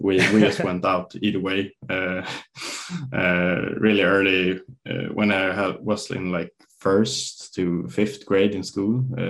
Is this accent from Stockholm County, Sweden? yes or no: yes; Stockholm, Stockholm County, Sweden; English is a second language; I grew up in Stockholm, or in a suburb right outside of Stockholm. And yeah, it was just a real nice, normal childhood, I guess.